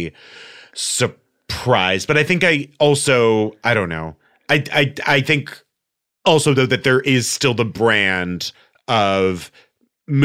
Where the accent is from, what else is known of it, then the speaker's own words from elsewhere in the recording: El Paso, Texas, United States; now in Los Angeles, United States; I'm from El Paso, Texas